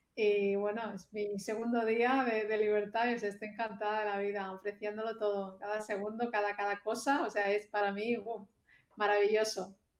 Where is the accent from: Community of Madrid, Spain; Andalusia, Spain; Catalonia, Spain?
Catalonia, Spain; Barcelona; moved away as an adult; now in Australia; yo soy de, España, de Barcelona